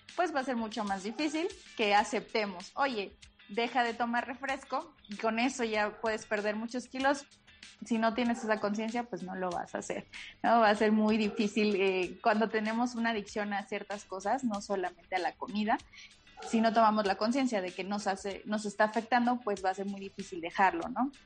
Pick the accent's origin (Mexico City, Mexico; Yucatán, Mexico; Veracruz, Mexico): Veracruz, Mexico; moved away; soy jarocha